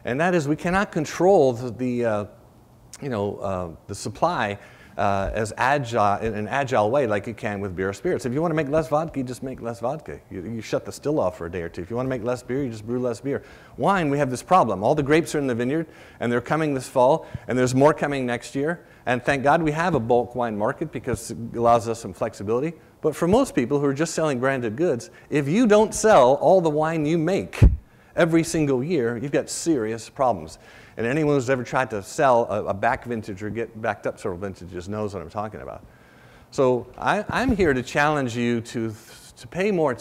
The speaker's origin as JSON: {"language": "English", "region": "Rhode Island", "country": "United States", "tie": "born or raised there", "said": "I grew up in Rhode Island"}